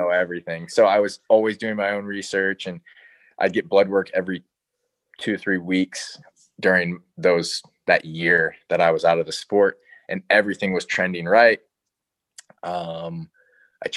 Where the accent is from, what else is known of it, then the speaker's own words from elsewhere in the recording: Chicago, Illinois, United States; moved away; I'm from Chicago originally